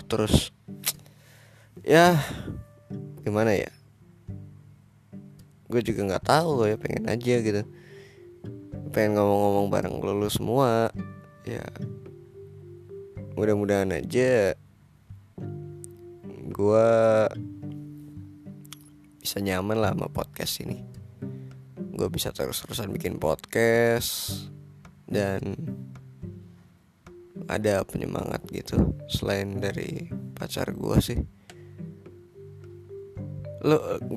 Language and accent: Indonesian; Gorontalo, Indonesia; born there; Gue lahir di Gorontalo Provinsi Gorontalo tepatnya di kota Gorontalo 2001 Februari